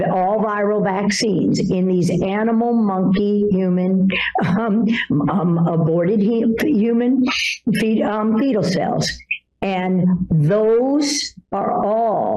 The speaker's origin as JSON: {"language": "English", "town": "Washington", "region": "District of Columbia", "country": "United States", "tie": "born or raised there", "said": "I grew up in Washington, D.C. after my parents divorced when I was 10 years old in 1968"}